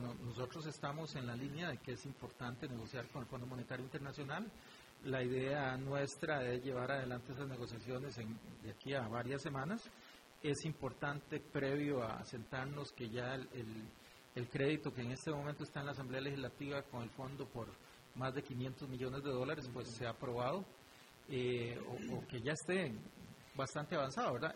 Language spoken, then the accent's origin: Spanish; Costa Rica